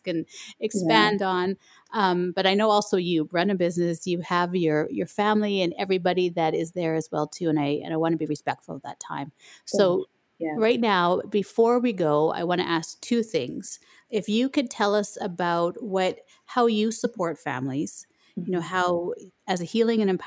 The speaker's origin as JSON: {"language": "English", "country": "Canada", "said": "I'm Canadian, I live in Canada."}